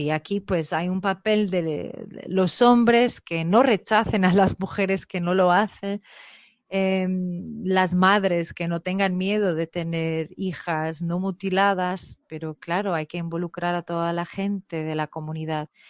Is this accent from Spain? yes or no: no; Portugal; moved away; also born or lived in Guinea-Bissau; soy portuguesa